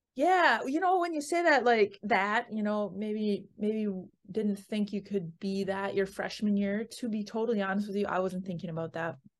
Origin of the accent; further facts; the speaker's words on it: Siren, Wisconsin, United States; moved away; I grew up in Siren, you know, like you said, and it's a very small town in northwestern Wisconsin